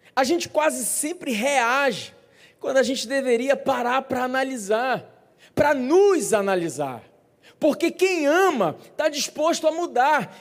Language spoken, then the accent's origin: Portuguese; Brazil; como bons brasileiros